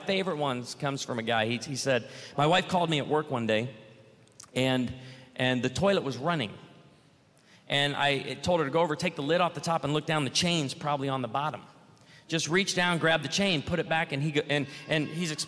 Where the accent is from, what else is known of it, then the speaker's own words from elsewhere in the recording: Illinois, United States; I grew up in Illinois where we grew a lot of produce